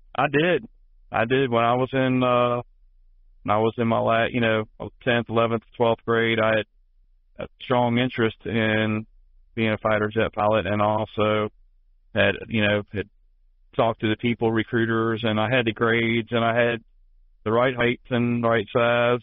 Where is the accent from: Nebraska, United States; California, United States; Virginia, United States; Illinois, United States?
Virginia, United States; Tidewater; growing up in the Tidewater, Virginia area.